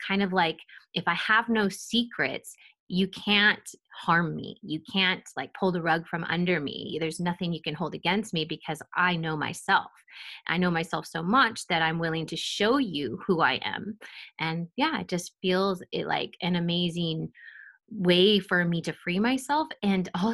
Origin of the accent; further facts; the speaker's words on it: Pleasanton, California, United States; I grew up in a middle to upper class suburban town called Pleasanton